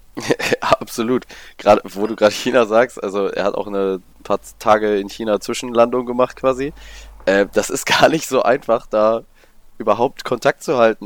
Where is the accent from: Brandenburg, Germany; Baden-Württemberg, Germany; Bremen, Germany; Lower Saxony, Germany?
Lower Saxony, Germany; Cuxhaven; ich komme aus Cuxhaven. Das ist ein Stück weiter nördlich noch.